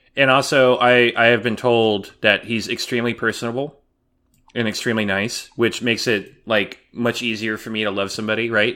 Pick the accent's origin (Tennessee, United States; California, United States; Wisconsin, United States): California, United States; moved away; also born or lived in San Antonio; where I grew up in California, there were no Dairy Queens